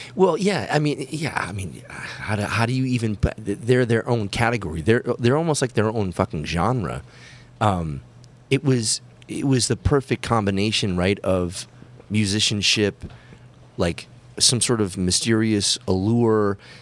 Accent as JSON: {"language": "English", "region": "Massachusetts", "country": "United States", "tie": "born or raised there", "said": "growing up in Massachusetts"}